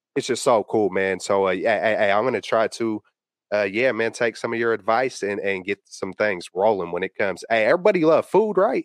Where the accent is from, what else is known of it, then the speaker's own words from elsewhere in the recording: the Bay Area, California, United States; I'm born and raised out here.